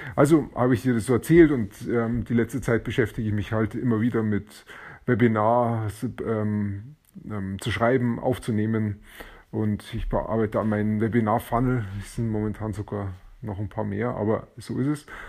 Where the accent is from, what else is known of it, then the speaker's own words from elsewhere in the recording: Germany; bei uns in Deutschland